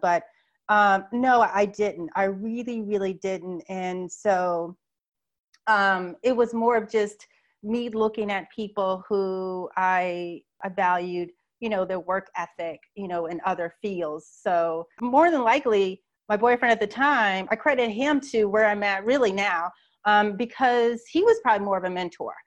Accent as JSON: {"language": "English", "town": "Phoenix", "region": "Arizona", "country": "United States", "tie": "born or raised there", "also_born_or_lived": "New York", "moved": "as an adult", "lives_now": "Atlanta, United States", "said": "I grew up in Phoenix, Arizona in the Southwest all my life"}